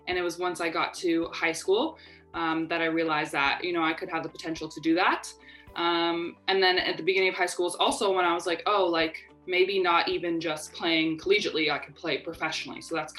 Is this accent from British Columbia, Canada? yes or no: no; Winnipeg, Manitoba, Canada; I'm from Canada, and you know, like, ice hockey is obviously like a big thing.